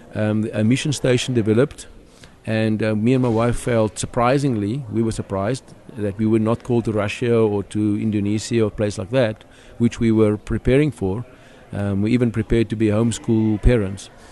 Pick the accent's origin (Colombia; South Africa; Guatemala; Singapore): South Africa; accent: South African; moved away as an adult; now in Philadelphia, United States; I'm a South African, so the accent.